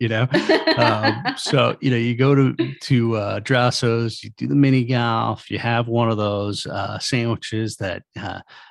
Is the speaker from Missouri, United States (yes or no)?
no; Long Island, New York, United States; growing up on Long Island feeling like there was almost nothing